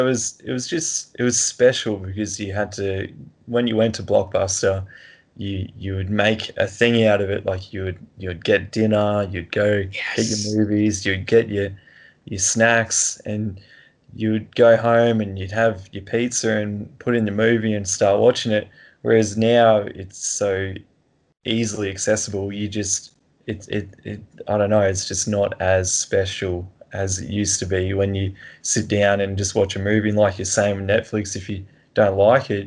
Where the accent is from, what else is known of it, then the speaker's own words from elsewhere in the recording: Toowoomba, Queensland, Australia; also born or lived in Sunshine Coast, Queensland; Toowoomba, where I'm from